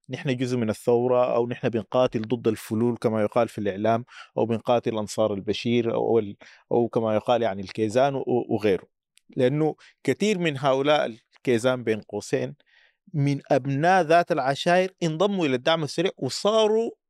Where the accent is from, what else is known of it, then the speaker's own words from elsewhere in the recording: Sudan; لكن التوصيف الادق عندنا في السودان انه نحن امه من شعوب والسودان ليس ليس مجرد قطر وانما اقليم بحجمه حتى بعد انفصال الجنوب